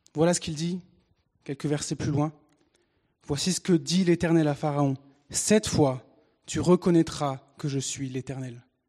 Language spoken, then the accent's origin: French; Picardy, Hauts-de-France, France; Et je suis français. Je suis né en Picardie, un bon franchouillard, avec euh, né de parents français